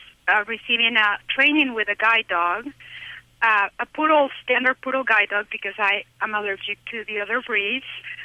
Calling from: Utah, United States; I'm calling from Utah, and the reason I'm calling is I'm blind

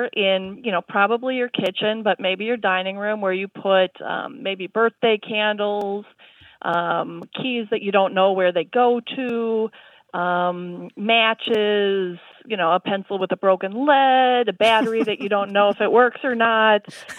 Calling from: Madison, Wisconsin, United States; I'm calling from Madison, Wisconsin.

